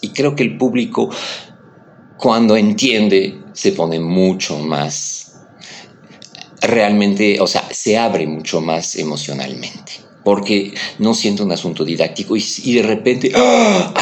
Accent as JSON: {"language": "Spanish", "country": "France", "tie": "born or raised there", "moved": "yes", "lives_now": "Mexico"}